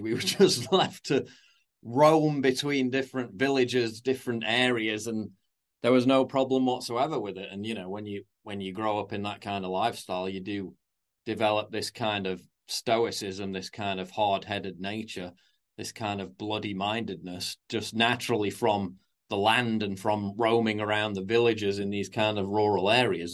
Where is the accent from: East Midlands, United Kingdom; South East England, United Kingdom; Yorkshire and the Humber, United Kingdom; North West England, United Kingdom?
Yorkshire and the Humber, United Kingdom; Sheffield; I grew up in North Sheffield. I was born and lived in villages in North Sheffield